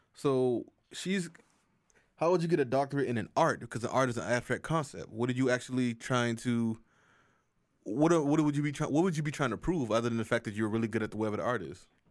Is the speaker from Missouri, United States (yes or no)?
no; South Carolina, United States; South Carolina's a state, a school in my home state.